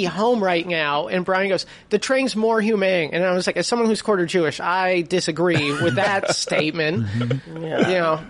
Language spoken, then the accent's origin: English; Canada; And I was like, I'm from Canada. Can I get on?